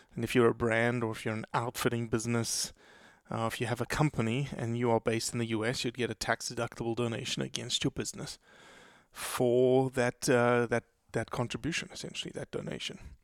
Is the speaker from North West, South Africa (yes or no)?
no; Johannesburg, Gauteng, South Africa; also born or lived in Brazil; now in Mississippi, United States; I was born in Brazil. I was raised in South Africa since I was four years old. So essentially born and raised in South Africa.